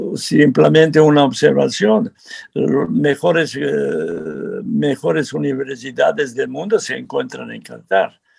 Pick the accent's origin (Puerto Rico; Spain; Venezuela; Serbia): Serbia; Spanish is a second language; now in Mexico; yo soy serbio